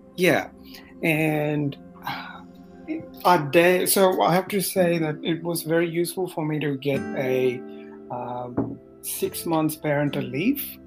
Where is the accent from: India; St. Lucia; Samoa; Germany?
India; Madurai, Tamil Nadu; moved away as an adult; also born or lived in New Zealand; now in Sydney, Australia; I was born and raised in Madurai in Tamil mm-hmm. Nadu